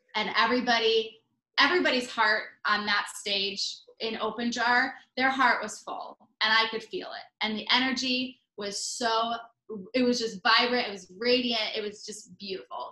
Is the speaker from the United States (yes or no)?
yes; Michigan, United States; moved away; growing up in Michigan